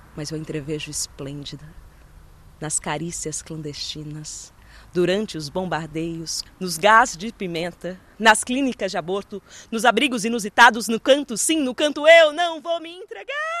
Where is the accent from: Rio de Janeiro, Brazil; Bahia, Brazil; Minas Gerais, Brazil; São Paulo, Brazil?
São Paulo, Brazil; da cidade de São Paulo, que é de onde eu venho